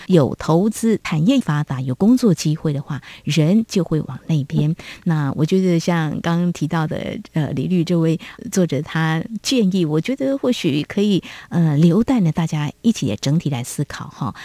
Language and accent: Chinese; central and southern Taiwan, Taiwan; now in New Taipei, Taiwan; 因为我的家乡是在中南部哦